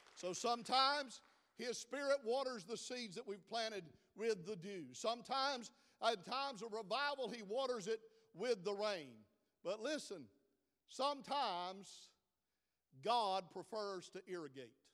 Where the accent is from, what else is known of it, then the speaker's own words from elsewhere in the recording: South Georgia, United States; I'm from South Georgia, due, do, and do all sound like